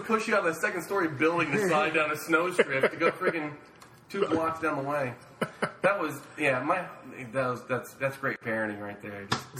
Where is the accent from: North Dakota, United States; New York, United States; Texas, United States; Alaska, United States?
North Dakota, United States; Fargo; I was born in Fargo, North Dakota